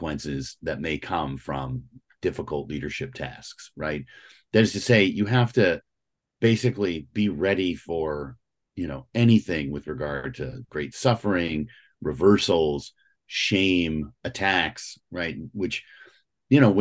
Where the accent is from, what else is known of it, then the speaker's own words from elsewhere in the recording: St. Louis, Missouri, United States; now in Northern Virginia, United States; I'm originally from St. Louis, Missouri.